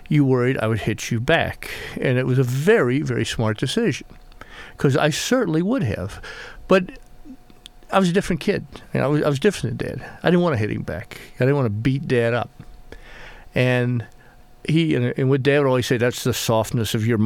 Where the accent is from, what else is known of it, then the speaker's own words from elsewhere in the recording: Beaufort, South Carolina, United States; but it's based on uh, the town I call my hometown